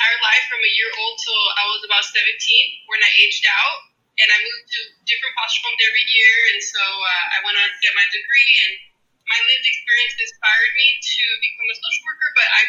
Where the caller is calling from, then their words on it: Los Angeles, California, United States; I'm calling from Los Angeles, California, Tongaland in the San Gabriel Valley.